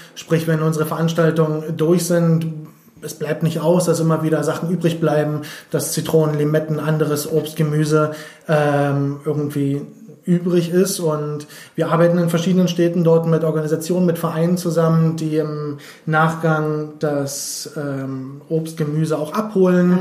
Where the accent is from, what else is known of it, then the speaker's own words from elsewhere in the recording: Berlin, Germany; also born or lived in Switzerland; ich bin ansässig in Berlin, äh, bin geboren in Berlin, beziehungsweise kurz vor Berlin